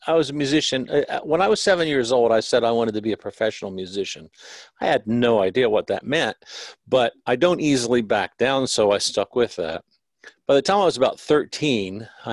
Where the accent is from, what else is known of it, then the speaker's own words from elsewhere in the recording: Ohio, United States; moved away as an adult; also born or lived in Los Angeles; I'm from Ohio originally. Moved